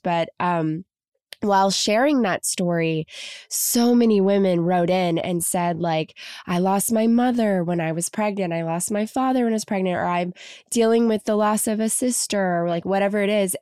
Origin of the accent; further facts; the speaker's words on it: Kentucky, United States; now in Los Angeles, United States; I'm from Kentucky originally, so I came out to LA.